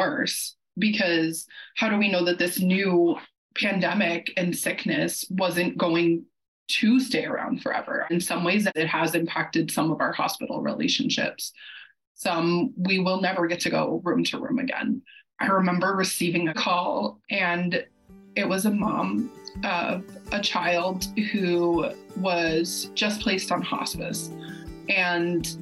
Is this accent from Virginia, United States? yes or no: no; Massachusetts, United States; we're from Massachusetts